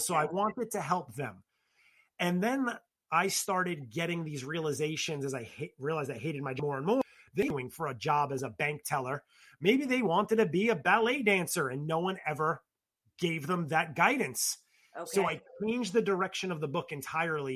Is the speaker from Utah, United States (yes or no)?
no; New York City, New York, United States; in my household or in my circle growing up in the Bronx